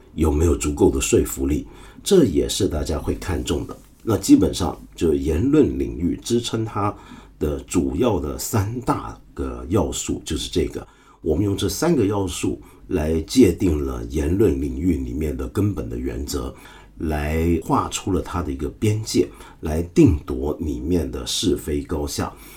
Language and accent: Chinese; China; 我们中国人